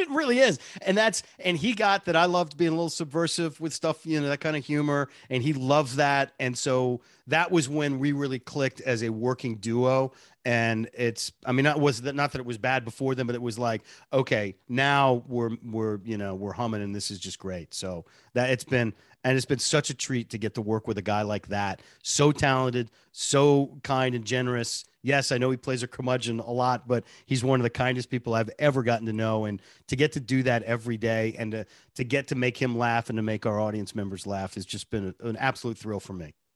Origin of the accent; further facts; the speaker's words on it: Boston, Massachusetts, United States; moved away; I grew up in Boston